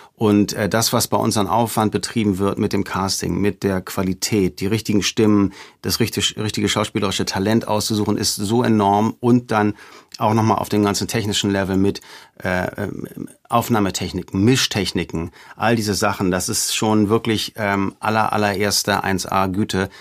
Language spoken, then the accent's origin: German; Hamburg, Germany; in Hamburg durch die Gegend gefahren, wo ich aufgewachsen bin